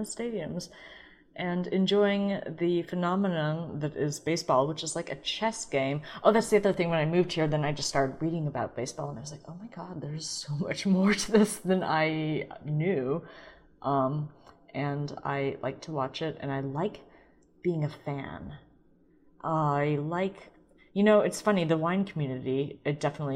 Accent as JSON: {"language": "English", "town": "St. Louis", "region": "Missouri", "country": "United States", "said": "I'm from St. Louis"}